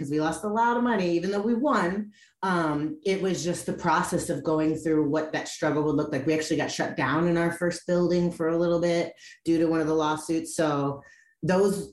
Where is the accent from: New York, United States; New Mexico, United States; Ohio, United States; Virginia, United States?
Ohio, United States; Cleveland; now in California, United States; I'm actually from the Midwest, I'm from Cleveland